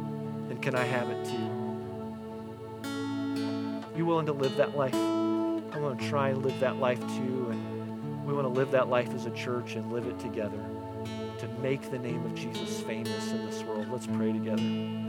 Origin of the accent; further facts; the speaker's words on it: Newfoundland and Labrador, Canada; See, I learned that there's something about saying that I'm a Newfoundlander, which is really difficult to say, but there's pride and there's mission and there's purpose in that.